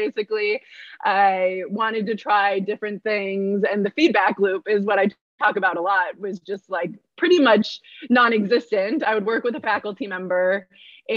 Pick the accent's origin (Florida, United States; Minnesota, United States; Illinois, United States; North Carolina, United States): Minnesota, United States; I'm from Minnesota